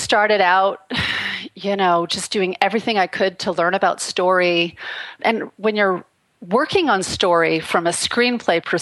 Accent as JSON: {"language": "English", "country": "Canada", "tie": "born or raised there", "moved": "as an adult", "lives_now": "Los Angeles, United States", "said": "I grew up in Canada. In a very, very remote rural place"}